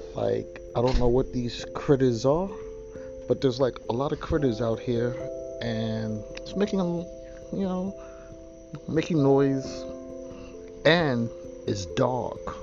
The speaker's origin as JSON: {"language": "English", "town": "New York City", "region": "New York", "country": "United States", "tie": "born or raised there", "also_born_or_lived": "Long Island / New Jersey", "moved": "as an adult", "said": "growing up in Queens and Long Island"}